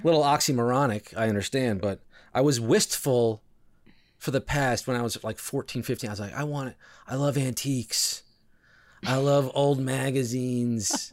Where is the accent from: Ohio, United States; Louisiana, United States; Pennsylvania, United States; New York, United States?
New York, United States; New York City; I was born in New York City, so I am a New Yorker, true and true.